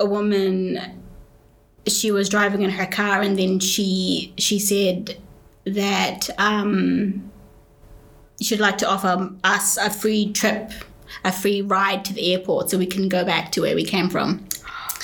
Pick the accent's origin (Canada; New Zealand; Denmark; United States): New Zealand; also born or lived in Saudi Arabia / Sierra Leone; because I have connection with so many people here, and because I grew up here, it is home